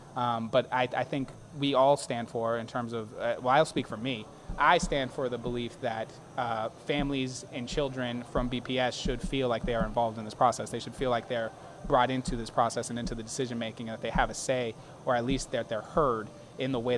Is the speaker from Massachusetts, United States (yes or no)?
yes; Boston, Massachusetts, United States; I grew up in Hyde Park, which is in the district. That's where I was born and raised